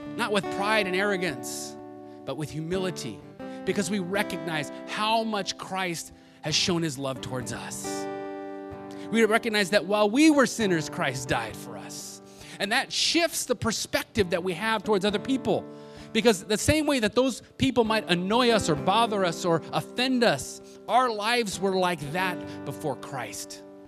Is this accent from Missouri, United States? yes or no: no; Los Angeles, California, United States; moved away; also born or lived in Kentucky; growing up in Los Angeles